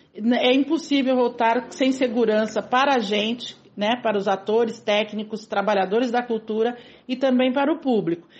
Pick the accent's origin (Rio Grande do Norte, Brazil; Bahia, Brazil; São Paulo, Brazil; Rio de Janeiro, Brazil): São Paulo, Brazil; São Vicente; Eu sou de São Vicente, nascida em São Vicente, moro até hoje na periferia de São Vicente, no mesmo bairro que eu nasci, inclusive